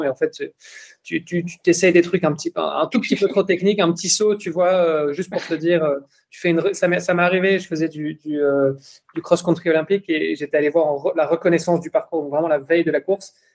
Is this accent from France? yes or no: no; Belgium; moi je suis belge